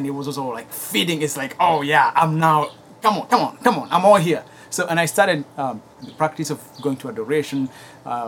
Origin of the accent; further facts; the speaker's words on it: Kenya; English is a second language; now in United States; I grew up in Kenya